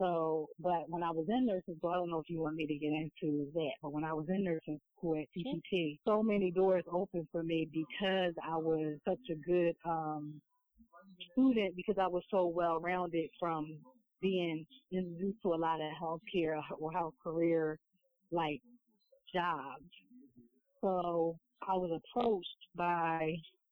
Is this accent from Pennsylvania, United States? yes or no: yes; Philadelphia, Pennsylvania, United States; growing up in Philadelphia, back in the 80s and 90s